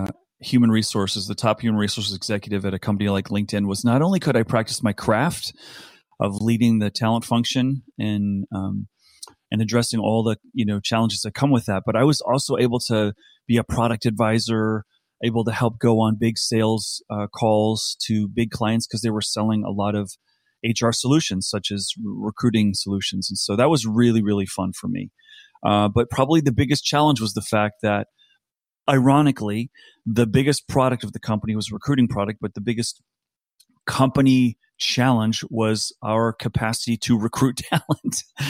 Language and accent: English; East Coast, United States; also born or lived in South Africa / Singapore; I grew up in South Africa. My parents returned to America when I was about seven. Grew up on the East Coast of the U.S. Then when I finished university, went to the West Coast.